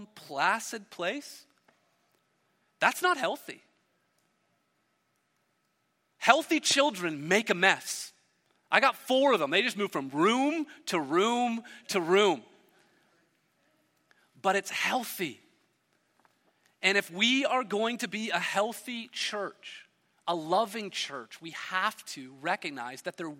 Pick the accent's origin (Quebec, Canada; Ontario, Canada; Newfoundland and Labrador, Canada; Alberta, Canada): Ontario, Canada; Hamilton; I grew up in Hamilton, a steel town